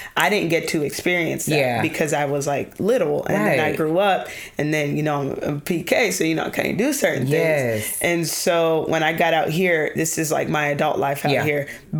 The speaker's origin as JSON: {"language": "English", "town": "Atlanta", "region": "Georgia", "country": "United States", "tie": "born or raised there", "moved": "as an adult", "lives_now": "Houston, United States", "said": "So I was born and raised in Atlanta, Georgia."}